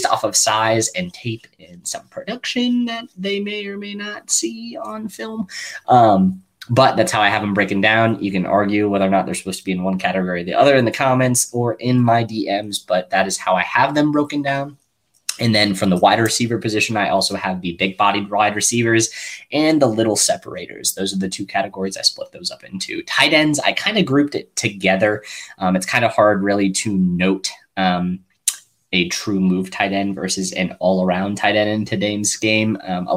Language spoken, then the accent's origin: English; Kansas City, Missouri, United States; in Kansas City, my hometown